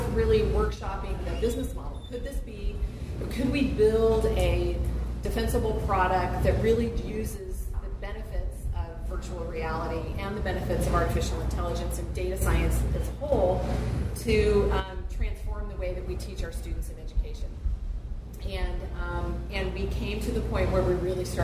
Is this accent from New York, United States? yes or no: no; Sacramento, California, United States; moved away as an adult; also born or lived in Berkeley; now in Nevada City, United States; I was born and raised here in Sacramento